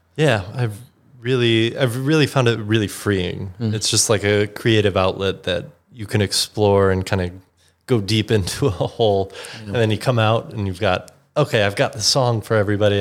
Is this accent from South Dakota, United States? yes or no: no; Chicago, Illinois, United States; growing up in Chicago, used to go to Second City.